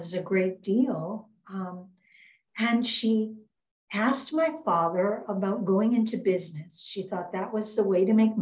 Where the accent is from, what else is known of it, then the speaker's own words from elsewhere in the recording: Fort Lee and Englewood, New Jersey, United States; also born or lived in Brooklyn, New York; now in Twin Cities, United States; We lived mostly some in Fort Lee and some later in Englewood, New Jersey